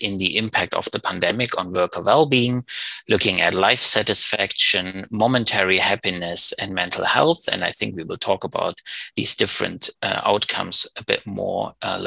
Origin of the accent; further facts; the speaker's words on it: Germany; moved away; also born or lived in Berlin; Originally I come from Germany, and I studied economics in Berlin